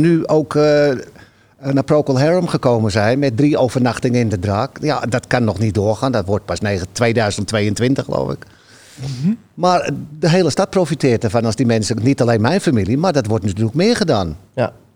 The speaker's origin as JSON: {"language": "Dutch", "town": "Amsterdam", "region": "North Holland", "country": "Netherlands", "moved": "yes", "lives_now": "Halsteren, Netherlands", "said": "ik kom uit Amsterdam-Noord, maar ik heb een tijdje in Oost gewoond"}